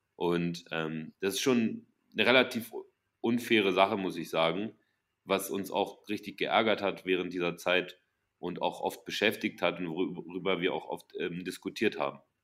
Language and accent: German; Germany; sehen wir uns als, als Deutsche